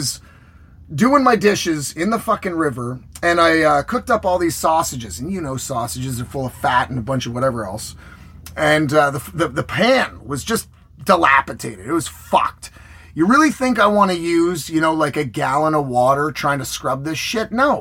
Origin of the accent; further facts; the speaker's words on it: Canada; I'm Canadian